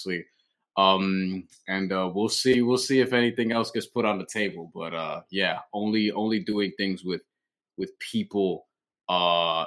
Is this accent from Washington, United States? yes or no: no; New York, United States; I'm from New York